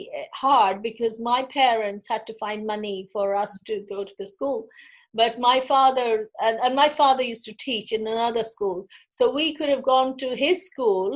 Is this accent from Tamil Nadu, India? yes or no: no; Delhi, India; now in London, United Kingdom; I grew up in Delhi, and it's a very commercial area where I grew up.